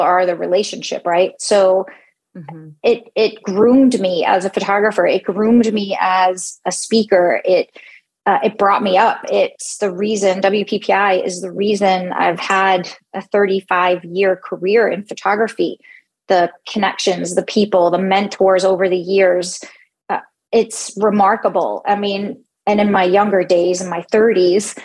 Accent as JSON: {"language": "English", "town": "New York City", "region": "New York", "country": "United States", "tie": "born or raised there", "moved": "yes", "lives_now": "Phoenix, United States", "said": "I'm born and raised in New York City"}